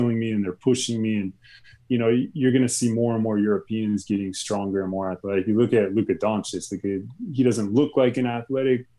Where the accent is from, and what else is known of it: United States